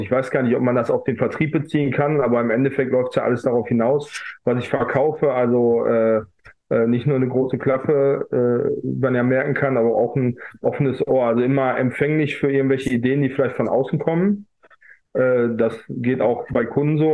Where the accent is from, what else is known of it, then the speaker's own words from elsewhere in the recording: Essen, North Rhine-Westphalia, Germany; die Stadt Essen, äh, meine Heimatstadt